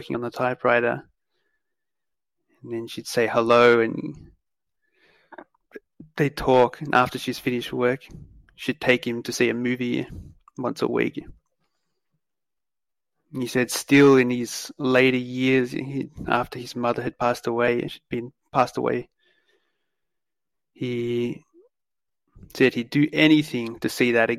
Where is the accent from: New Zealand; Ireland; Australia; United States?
Australia; as an Australian guy growing up